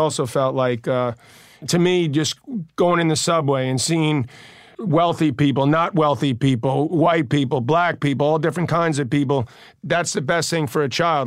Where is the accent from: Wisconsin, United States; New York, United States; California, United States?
New York, United States; New York City; we're both from Queens